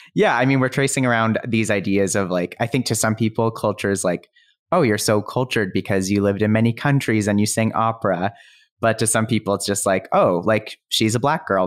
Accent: Calgary, Alberta, Canada; I grew up in Calgary

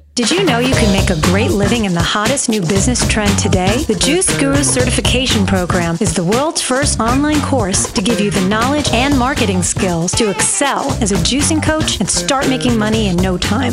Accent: East Coast, United States; moved away as an adult; I'm from the East Coast

